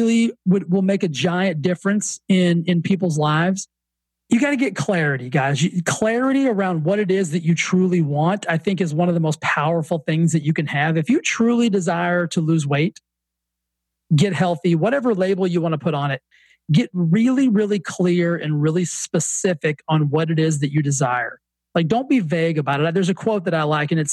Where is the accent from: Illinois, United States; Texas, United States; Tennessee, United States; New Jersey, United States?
Texas, United States; accent: Southern; now in Palm Desert, United States; I grew up in Texas